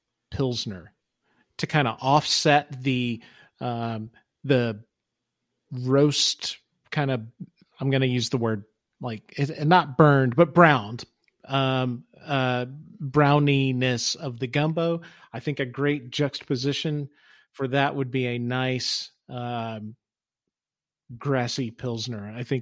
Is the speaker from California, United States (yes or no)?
no; Louisiana, United States; So you guys both know I'm from South Louisiana.